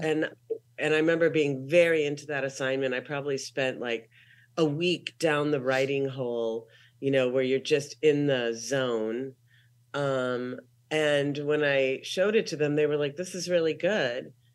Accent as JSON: {"language": "English", "town": "Minneapolis", "region": "Minnesota", "country": "United States", "also_born_or_lived": "Salt Lake City, Utah / Portland, Oregon / Los Angeles, California / Columbus, Ohio", "moved": "as an adult", "said": "I'm from Minneapolis, Minnesota. Um, I left when I was nineteen"}